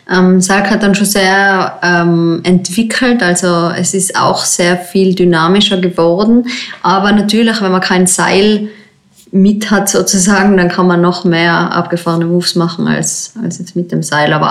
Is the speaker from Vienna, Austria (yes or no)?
no; Tyrol, Austria; Im Zillertal gibt es den Zillergrund, das ist eigentlich mein Heimgebiet, wo ich aufgewachsen bin als Boulderin.